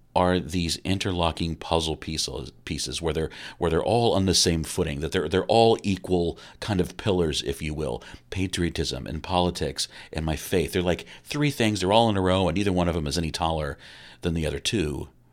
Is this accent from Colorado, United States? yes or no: no; Kokomo, Indiana, United States; growing up in Kokomo, Indiana